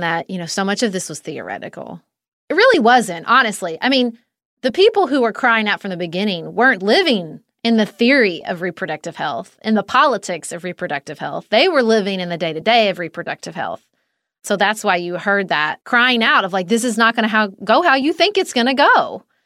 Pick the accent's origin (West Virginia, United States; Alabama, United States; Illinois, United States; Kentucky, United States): Kentucky, United States; my home state of Kentucky